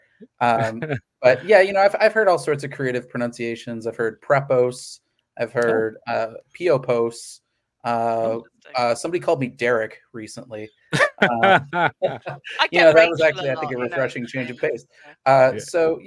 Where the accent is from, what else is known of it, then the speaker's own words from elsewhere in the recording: Missouri, United States; I grew up in the Midwest. I grew up in Missouri